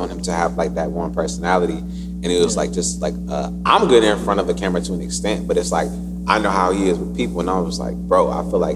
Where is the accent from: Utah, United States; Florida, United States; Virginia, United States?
Virginia, United States; Newport News; also born or lived in Williamsburg / Hampton; My dad retired in Newport News, so that's where we just stayed at, and I grew up there